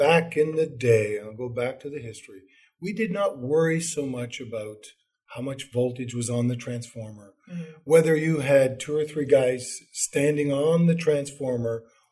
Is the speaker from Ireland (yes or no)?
no; Canada; moved away; I'm originally from Canada